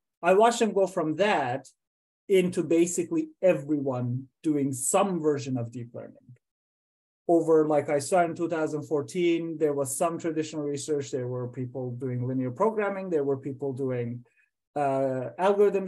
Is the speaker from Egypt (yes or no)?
no; Iran; moved away as an adult; also born or lived in Iowa, United States; now in United States; I went to college first in Iran. I'm from Iran